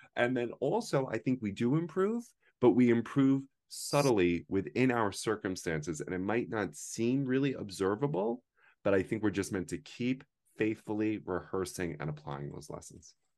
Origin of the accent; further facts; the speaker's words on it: United States; I'm the only American in the whole thing